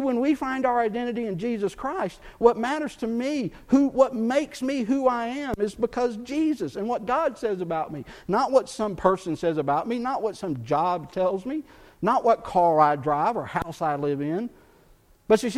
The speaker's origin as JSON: {"language": "English", "region": "Texas", "country": "United States", "tie": "born or raised there", "also_born_or_lived": "Chattanooga, Tennessee", "moved": "yes", "said": "I grew up in Texas fishing, bass fishing. But that's where I grew up"}